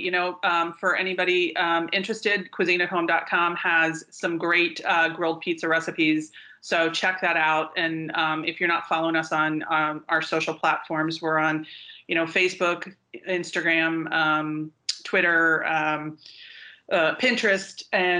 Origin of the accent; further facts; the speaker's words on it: East Coast, United States; moved away; I grew up mostly on the East Coast